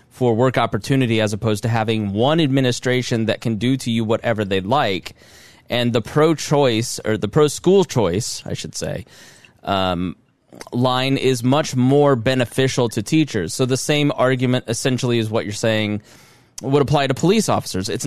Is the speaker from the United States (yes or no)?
yes; Plainfield, Indiana, United States; born or raised there; now in Southport, United States